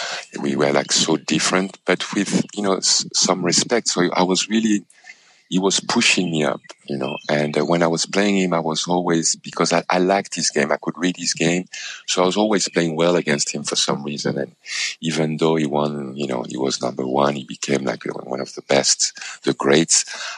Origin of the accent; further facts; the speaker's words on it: Paris, Île-de-France, France; my ultimate dream, you know, as a child growing up in Paris, in France, I actually stayed 1 year as a tennis student in Roland Garros